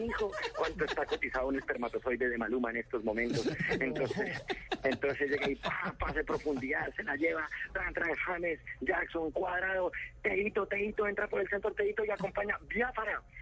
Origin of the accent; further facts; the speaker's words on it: Bogotá, Bogotá Capital District, Colombia; así somos los bogotanos